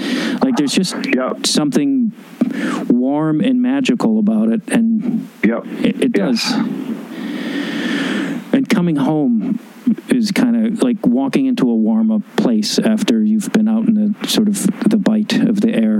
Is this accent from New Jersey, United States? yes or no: no; Chicago, Illinois, United States; I grew up in Chicago